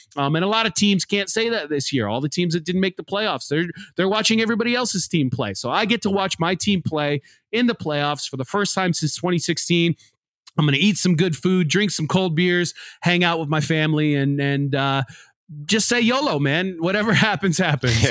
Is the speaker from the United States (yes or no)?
yes; Iowa, United States; moved away; I'm from Iowa. I'm not from Miami